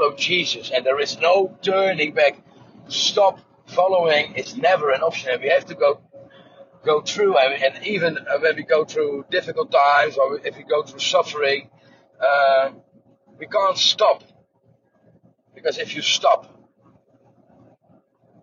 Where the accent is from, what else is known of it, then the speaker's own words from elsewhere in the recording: Netherlands; I'm from Holland